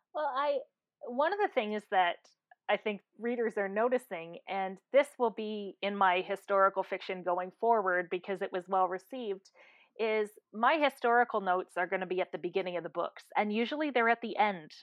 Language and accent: English; Canada; I am a Canadian